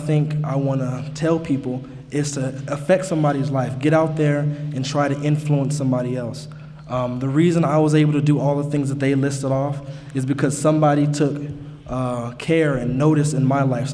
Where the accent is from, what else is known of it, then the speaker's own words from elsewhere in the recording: Albuquerque, New Mexico, United States; I'm 18 and I'm from Albuquerque